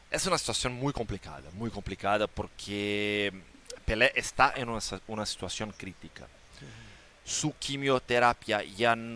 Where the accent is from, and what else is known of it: Brazil; Spanish is a second language